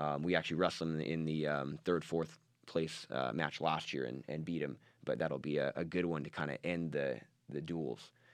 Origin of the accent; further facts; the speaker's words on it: Washington, United States; moved away as an adult; also born or lived in Oregon / California; So we grew up in Washington State and, and wrestled there